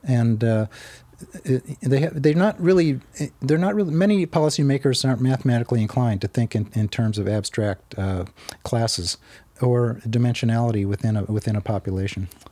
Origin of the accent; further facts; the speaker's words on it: Arizona, United States; I grew up in Arizona